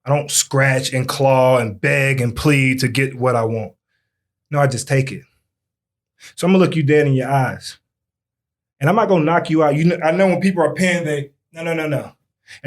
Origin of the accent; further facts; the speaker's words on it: North Carolina, United States; I was born in North Carolina